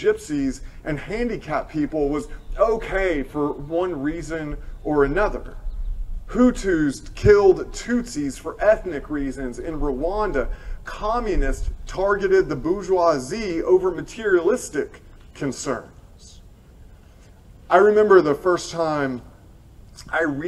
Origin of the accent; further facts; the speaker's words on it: Tennessee, United States; I am from Tennessee